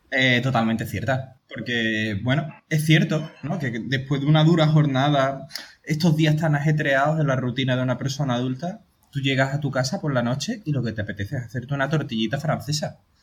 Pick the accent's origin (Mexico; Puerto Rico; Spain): Spain; Andalusia; somos andaluces